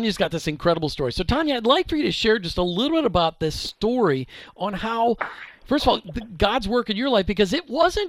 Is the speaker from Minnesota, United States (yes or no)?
yes; Minnesota, United States; I grew up in Minnesota, so I say everything differently.